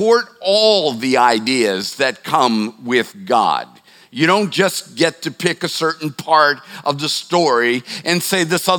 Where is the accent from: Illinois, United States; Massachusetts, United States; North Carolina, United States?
Massachusetts, United States; Boston; now in Charleston, United States; I'm from the Boston area